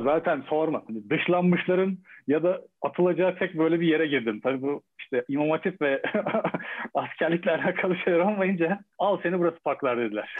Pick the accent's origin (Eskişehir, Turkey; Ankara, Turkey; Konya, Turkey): Eskişehir, Turkey; Ben de Eskişehir'liyim